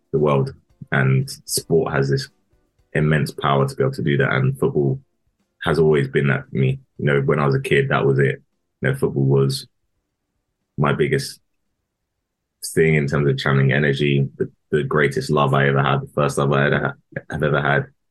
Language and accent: English; Harrow, London, United Kingdom; I'm from Harrow. I grew up in Harrow